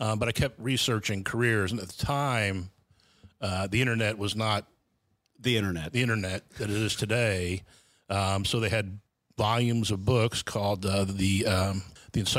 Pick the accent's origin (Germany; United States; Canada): United States; New Jersey; also born or lived in New York / Jacksonville, Florida; I grew up uh, in New Jersey, and upstate New York and Jacksonville, Florida.